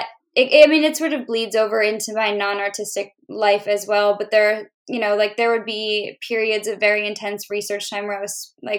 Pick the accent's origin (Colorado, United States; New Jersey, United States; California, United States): New Jersey, United States; moved away; also born or lived in Pittsburgh / the South; I grew up in New Jersey and I also lived in Pittsburgh for a long time